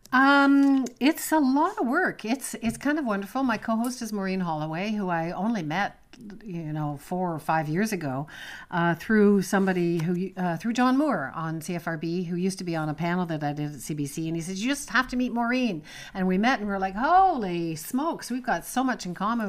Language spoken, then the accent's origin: English; Toronto, Ontario, Canada; moved away as an adult; also born or lived in Montreal; now in Prince Edward County, Canada; I was born in Montreal, worked in Montreal for a few years, but I was raised and grew up in Toronto